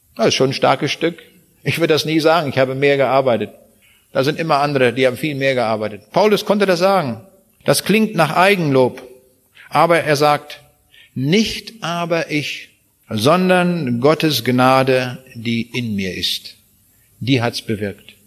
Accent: Braunschweig, Lower Saxony, Germany; Ich komme aus Braunschweig

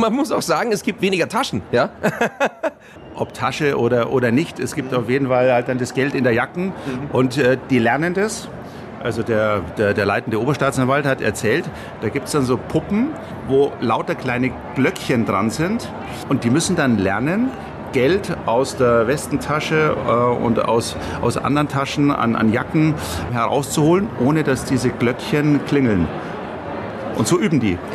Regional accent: Munich, Bavaria, Germany; ich bin geborener Münchner, äh, bin hier aufgewachsen, habe die meiste Zeit hier gelebt

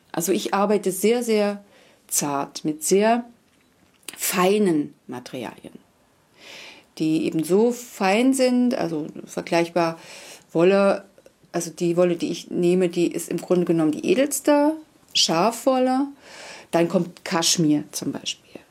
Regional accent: Wangelin, Mecklenburg-Vorpommern, Germany; now in Basthorst, Germany; ursprünglich äh, komme ich aus Wangelin, das ist in der Nähe von Plau am See

